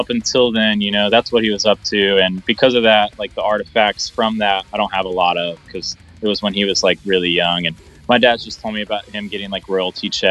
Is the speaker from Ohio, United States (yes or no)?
yes; Dayton, Ohio, United States; also born or lived in Kettering, Ohio; I live in Dayton right now, born and raised Dayton, Ohio. I mean, technically I was born in Kettering, but it's like 10 minutes down the street.